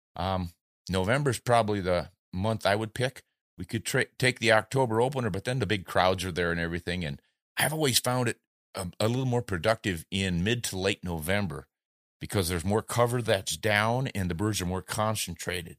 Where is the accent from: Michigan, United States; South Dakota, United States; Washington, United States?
South Dakota, United States; Southeast; moved away; also born or lived in New Orleans; I grew up in Southeast South Dakota and still have contacts there